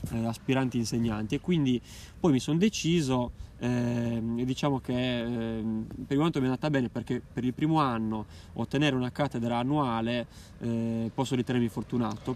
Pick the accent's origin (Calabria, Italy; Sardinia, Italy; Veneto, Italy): Sardinia, Italy; Alghero; al centro storico di Alghero dove io da ragazzino facevo le, le prime marachelle